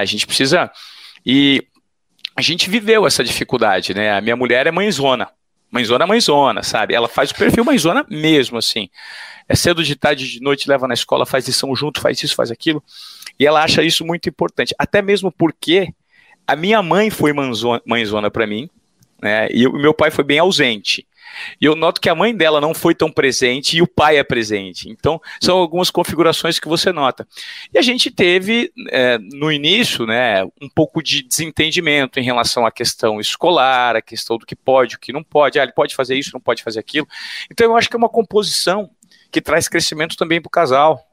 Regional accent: Presidente Venceslau, São Paulo, Brazil; accent: caipira; Eu sou o típico caipira, criado no interior de São Paulo, que foi conhecer São Paulo, a capital, com 17 anos

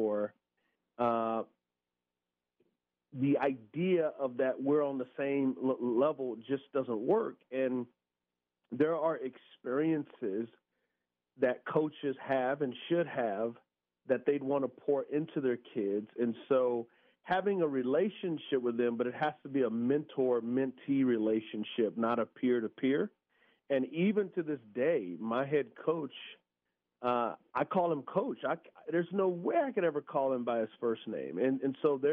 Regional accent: San Antonio, Texas, United States; I grew up in San Antonio, Texas. It's an area called the West Side.

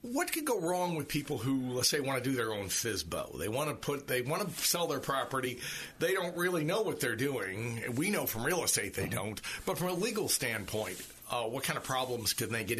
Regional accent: St. Petersburg, Florida, United States; I was born in St. Pete.

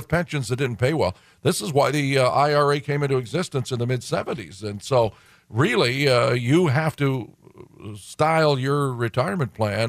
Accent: Detroit, Michigan, United States; I'm from Detroit, and I know a lot of my friends who worked for General Motors had a pension

